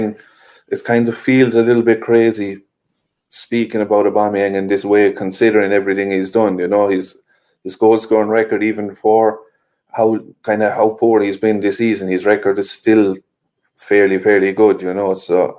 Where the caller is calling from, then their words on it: Limerick, Munster, Ireland; I'm joining from Ireland, Harry, Limerick in Ireland there, so not too far away.